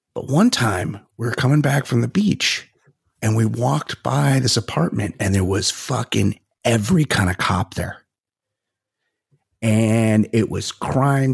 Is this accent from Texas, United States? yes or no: no; Costa Mesa, California, United States; I'm from Costa Mesa. There's people in my high school that did